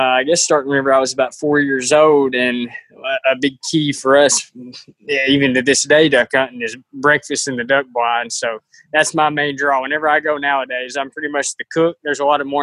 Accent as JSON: {"language": "English", "town": "Dresden", "region": "Tennessee", "country": "United States", "said": "I'm from Dresden, so not far from Martin and not far from y'all at Discovery Park"}